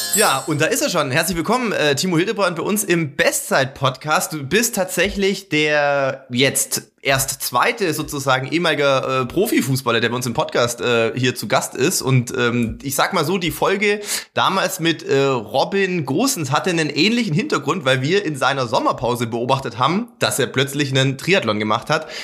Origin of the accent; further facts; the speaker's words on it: Sindelfingen, Baden-Württemberg, Germany; ich komme aus Sindelfingen, äh, bin quasi in, bei Stuttgart aufgewachsen